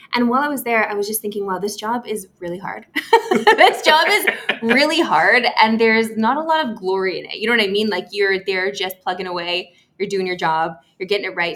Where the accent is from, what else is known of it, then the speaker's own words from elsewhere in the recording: Saskatoon, Saskatchewan, Canada; moved away as an adult; also born or lived in Vancouver; now in Toronto, Canada; So I grew up in Saskatoon